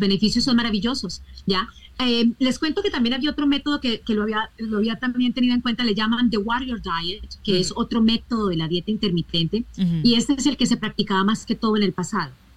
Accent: Colombia; yo soy colombiana

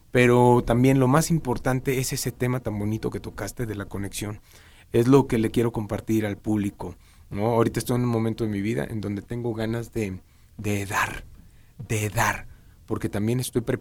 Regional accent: Ciudad Madero, Tamaulipas, Mexico; accent: norteño; moved away as an adult; also born or lived in Tampico; now in Mexico City, Mexico; yo soy de Ciudad Madero, Tampico, Tamaulipas.

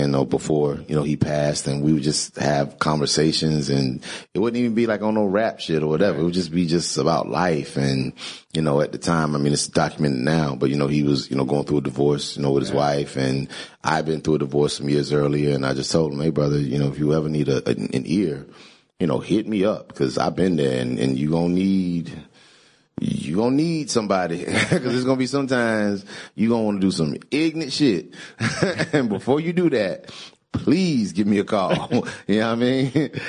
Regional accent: Greensboro, North Carolina, United States; where I grew up in Greensboro, North Carolina, it was a college town.

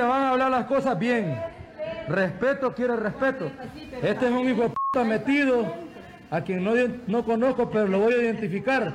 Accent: Metapán, Santa Ana, El Salvador; soy de Metapán

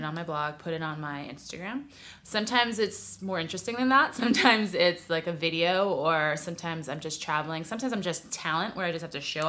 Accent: New York City, New York, United States; moved away as an adult; now in Los Angeles, United States; I'm from New York City originally, but I've lived in LA a while now, about 12 years.

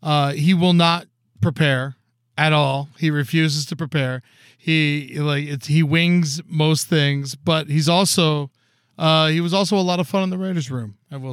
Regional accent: South Florida, United States; Growing up in South Florida

